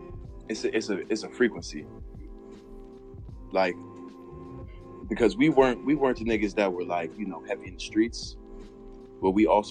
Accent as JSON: {"language": "English", "region": "Virginia", "country": "United States", "said": "I'm from Virginia."}